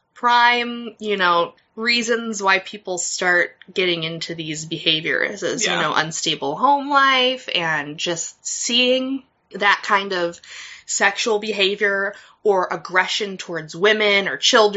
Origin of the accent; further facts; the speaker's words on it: United States; accent: American; I don't have a Midwest accent. Fuck you. I have a real person accent, okay? I don't sound like I'm from Minnesota or Wisconsin. I sound like I am just a person. This is an American accent.